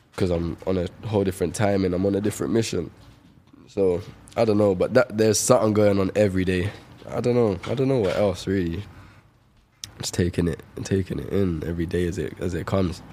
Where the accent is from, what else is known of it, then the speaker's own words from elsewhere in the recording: London, United Kingdom; Shepherd's Bush. It's my hometown.